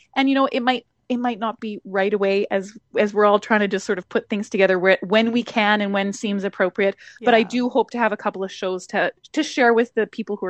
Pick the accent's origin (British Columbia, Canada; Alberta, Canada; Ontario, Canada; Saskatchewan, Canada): Alberta, Canada; now in Manitoba, Canada; I'm originally from Alberta, so I have a good following, shall I say, in that province, because I've toured probably to every small town throughout the province at some point in time.